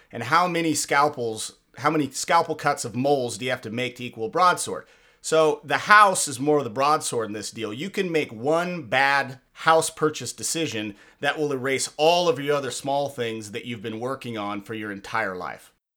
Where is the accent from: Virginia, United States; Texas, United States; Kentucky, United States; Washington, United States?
Washington, United States; just south of Seattle; growing up in Washington, um, uh, just south of Seattle